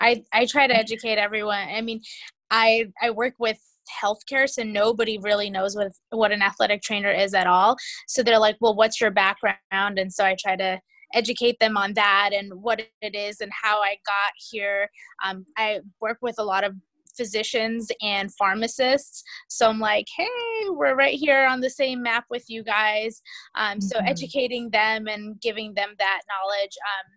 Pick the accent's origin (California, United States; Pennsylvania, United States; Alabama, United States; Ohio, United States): California, United States; I'm also from California. … I currently have a couple of settings.